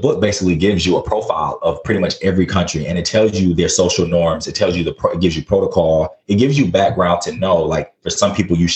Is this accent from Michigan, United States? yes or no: yes; Flint, Michigan, United States; growing up in Flint, where I saw a lot